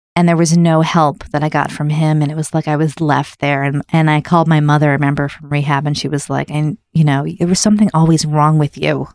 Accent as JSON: {"language": "English", "town": "Wayland", "region": "Massachusetts", "country": "United States", "tie": "born or raised there", "also_born_or_lived": "Newton, Massachusetts / Seattle, Washington", "said": "I was born in Newton, and then we moved to, to, um, Seattle. And we moved to this town called Wayland"}